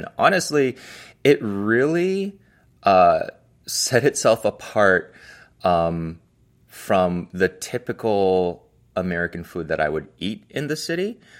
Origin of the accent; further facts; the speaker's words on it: Toronto, Ontario, Canada; also born or lived in United States / Hong Kong; So that means like, you know, growing up in Toronto and the United States and as well as Hong Kong, like I had very much a solidified culture of my parents, which is Hong Kong Chinese at home.